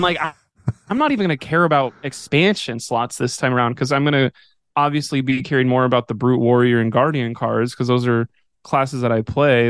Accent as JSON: {"language": "English", "town": "Odessa", "region": "Texas", "country": "United States", "tie": "born or raised there", "said": "growing up in West Texas"}